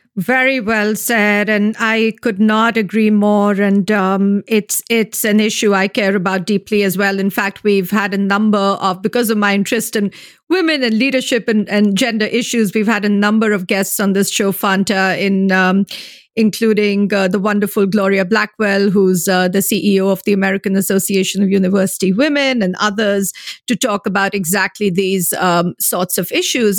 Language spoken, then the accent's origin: English; India; moved away; I'm originally from India